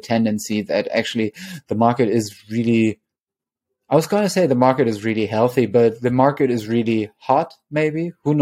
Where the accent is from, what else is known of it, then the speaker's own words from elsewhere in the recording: Germany; now in New York City, United States; I come from the German capital of cherries.